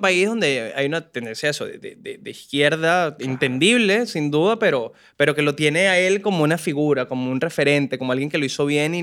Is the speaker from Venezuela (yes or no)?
yes; Venezuela; moved away; soy venezolano